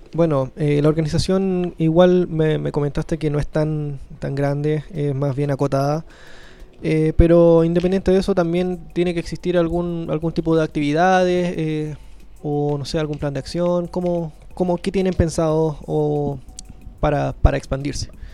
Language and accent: Spanish; Chile; a mí como chileno